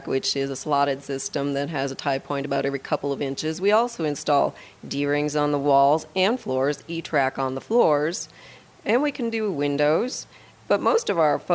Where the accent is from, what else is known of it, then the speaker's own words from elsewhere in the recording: Midwest, United States; moved away as an adult; now in Wheat Ridge, Colorado, United States; I'm actually from the Midwest